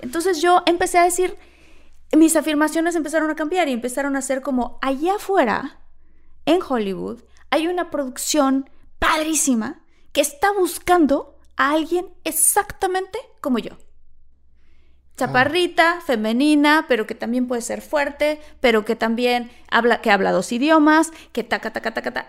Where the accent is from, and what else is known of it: Mexico; moved away as an adult; now in United States